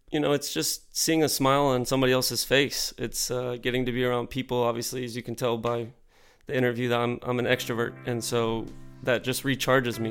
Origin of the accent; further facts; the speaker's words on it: Deer Park, Texas, United States; growing up in Deer Park on the southeast side of Houston